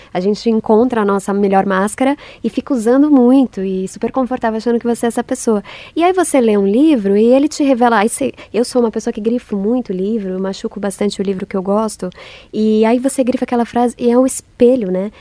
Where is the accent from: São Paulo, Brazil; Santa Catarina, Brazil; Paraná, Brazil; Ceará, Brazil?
São Paulo, Brazil; nasci em São Paulo